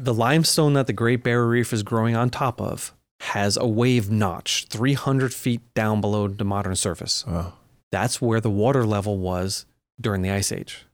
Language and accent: English; Long Island, New York, United States; I grew up on Long Island